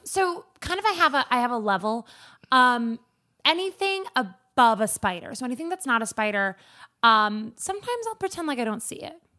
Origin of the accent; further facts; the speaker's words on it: Anchorage, Alaska, United States; I grew up in Anchorage